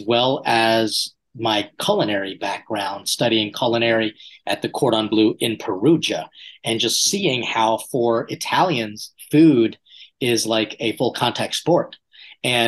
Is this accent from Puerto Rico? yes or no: no; Philippines; being Filipino, we didn't need a feast day. We just got together as a family